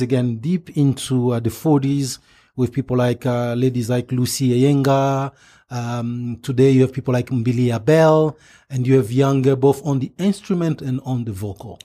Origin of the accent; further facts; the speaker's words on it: DR Congo; English is a second language; moved away; growing up in Zaire, the Democratic Republic today, Democratic Republic of Congo today